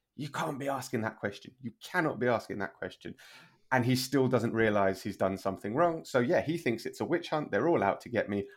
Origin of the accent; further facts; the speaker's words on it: London, United Kingdom; moved away as an adult; now in Spain; I was born and raised in London, but I've been living in Spain for the last twelve years